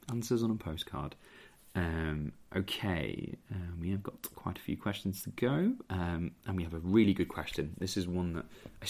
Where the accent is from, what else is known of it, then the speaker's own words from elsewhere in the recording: Merthyr Tydfil, Wales, United Kingdom; I used to be called Welsh quite a lot because I'm from Merthyr Tydfil, despite the accent.